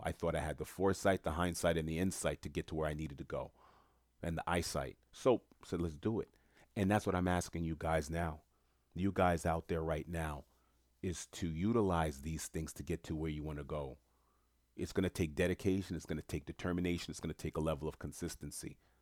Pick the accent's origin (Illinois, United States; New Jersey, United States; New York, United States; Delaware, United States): New York, United States; New York City; I'm from Queens, New York